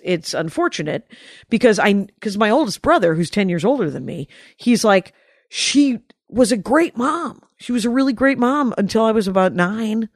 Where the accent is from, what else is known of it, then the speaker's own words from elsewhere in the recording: Milwaukee, Wisconsin, United States; we're from Milwaukee.